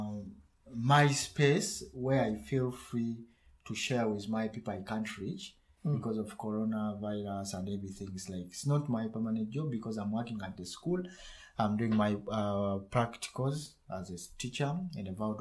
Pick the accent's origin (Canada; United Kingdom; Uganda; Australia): Uganda; first language Luganda; English is a second language; now in Germany; I do much of the Luganda, my mother's Prussian, that's my mother language